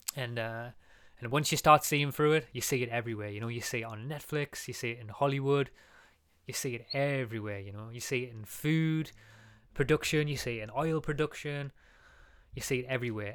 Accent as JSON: {"language": "English", "region": "England", "country": "United Kingdom", "said": "we're English"}